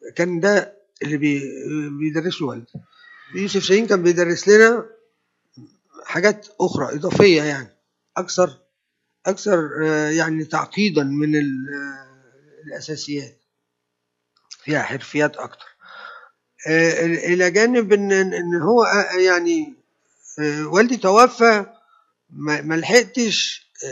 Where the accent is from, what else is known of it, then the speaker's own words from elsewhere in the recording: Egypt; انا مصري